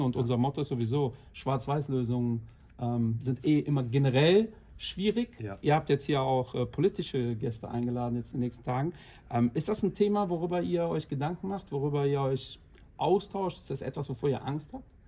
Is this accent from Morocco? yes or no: no; Portugal; ich bin auch 45, habe auch zwei Kinder und bin Portugiese.